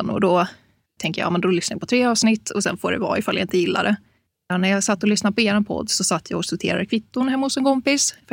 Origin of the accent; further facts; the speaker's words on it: Gothenburg, Västra Götaland, Sweden; now in Uppsala, Sweden; Ja, eh, jag är göteborgare. Det kanske inte hörs så mycket.